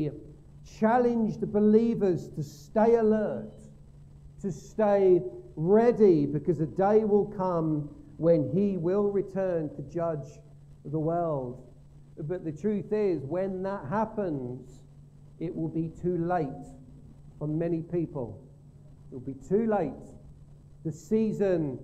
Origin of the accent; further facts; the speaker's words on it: Gravesend, South East England, United Kingdom; we grew up in Gravesend Methodist Church